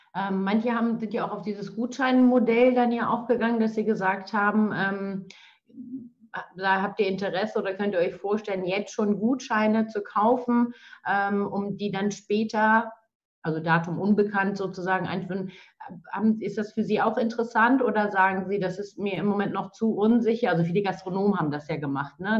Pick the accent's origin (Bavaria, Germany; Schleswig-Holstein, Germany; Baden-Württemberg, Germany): Schleswig-Holstein, Germany; wir in Schleswig-Holstein